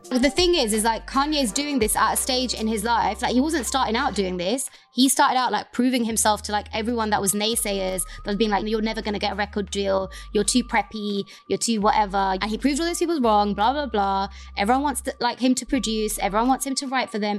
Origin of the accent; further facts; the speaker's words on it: London, United Kingdom; I am the Londoner.